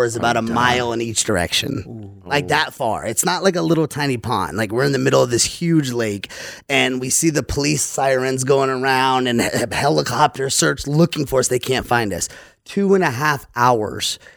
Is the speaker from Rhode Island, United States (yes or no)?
no; Louisiana, United States; I'm from Louisiana, so I grew up in the South